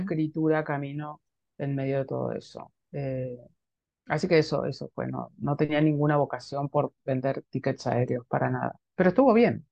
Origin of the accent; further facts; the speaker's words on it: Junín, Buenos Aires Province, Argentina; la ciudad en la que yo nací, Junín